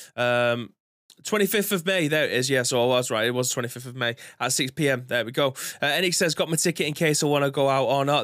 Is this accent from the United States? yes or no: no; England, United Kingdom; being an Englishman